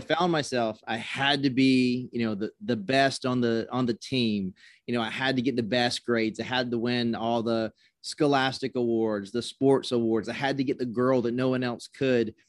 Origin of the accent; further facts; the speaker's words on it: South Carolina, United States; I grew up in South Carolina